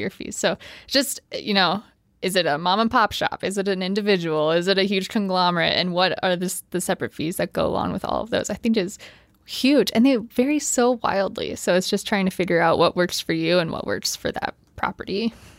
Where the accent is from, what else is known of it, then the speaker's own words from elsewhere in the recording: Sioux Falls, South Dakota, United States; now in Colorado, United States; I grew up in Sioux Falls, South Dakota